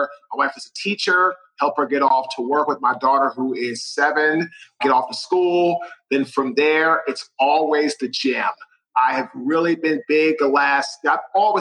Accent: Washington, District of Columbia, United States; now in Raleigh, United States; I am from Washington, D.C.

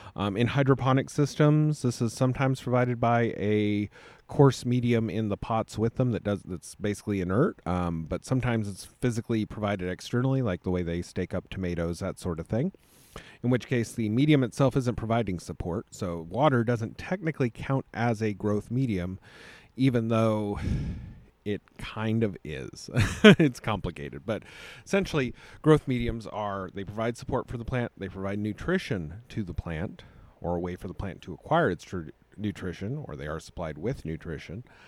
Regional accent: United States; But I'm an American

